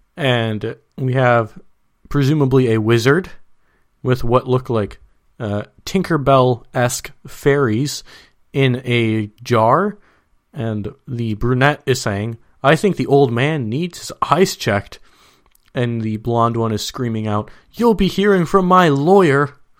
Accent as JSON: {"language": "English", "region": "Minnesota", "country": "United States", "moved": "yes", "lives_now": "San Diego, United States", "said": "I'm from Minnesota"}